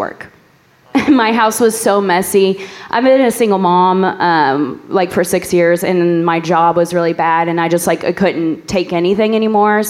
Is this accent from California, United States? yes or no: no; New Albany, Indiana, United States; I'm from New Albany.